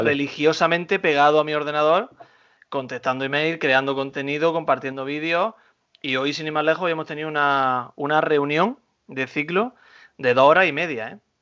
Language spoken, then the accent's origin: Spanish; Güéjar Sierra, Andalusia, Spain; now in Almería, Spain; en mi pueblo, en Huejar Sierra